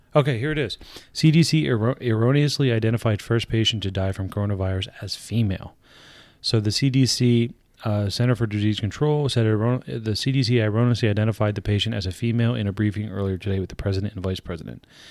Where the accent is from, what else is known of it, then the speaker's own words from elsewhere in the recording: Pennsylvania, United States; we're from Pennsylvania. We do this podcast. We both live in Pennsylvania